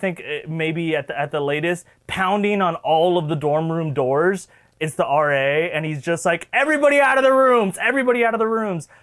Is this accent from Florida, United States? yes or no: yes; Florida, United States; we are both from Florida